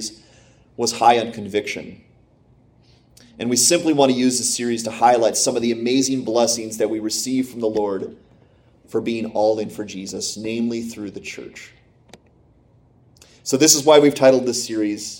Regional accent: Pennsylvania, United States; now in Michigan, United States; I grew up in Pennsylvania

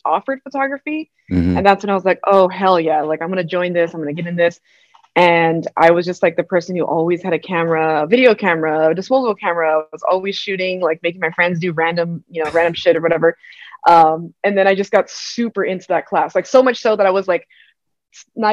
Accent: South El Monte, California, United States; I grew up in South El Monte in California, so it's like a small little neighborhood in San Gabriel Valley

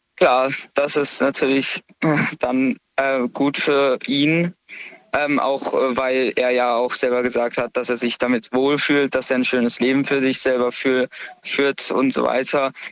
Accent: Karlsruhe, Baden-Württemberg, Germany; komme aus Karlsruhe

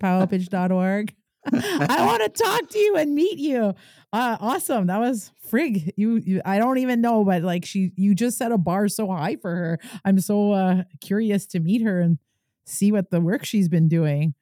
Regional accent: Kitigan Zibi, Quebec, Canada

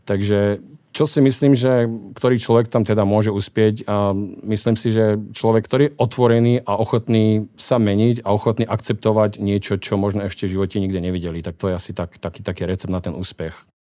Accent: Martin, Žilina Region, Slovakia; now in United States; pochádzam z Martina

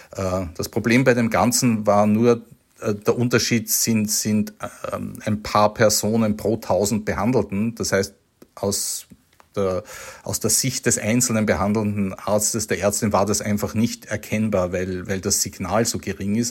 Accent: Austria; als Österreicher

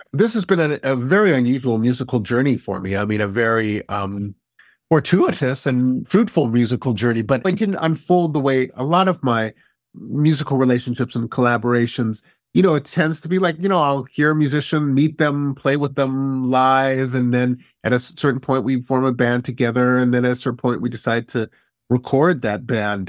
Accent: Berkeley, California, United States; I grew up here.

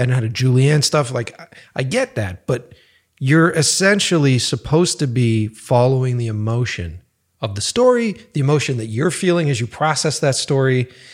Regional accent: Boston, Massachusetts, United States; also born or lived in New York; now in Los Angeles, United States; I'm from the East Coast initially. So I'm from Boston and worked and lived in New York

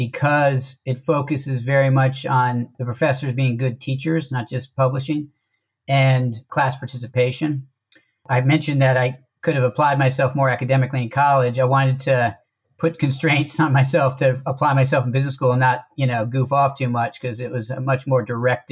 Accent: Washington, District of Columbia, United States; I'm from the D.C. metro area. Went to high school in D.C.

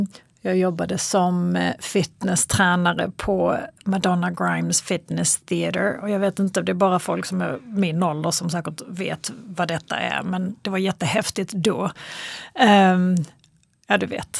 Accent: Kristianstad, Skåne, Sweden; moved away as an adult; also born or lived in Los Angeles, United States; now in Stockholm, Sweden; jag är född och uppvuxen i Kristianstad

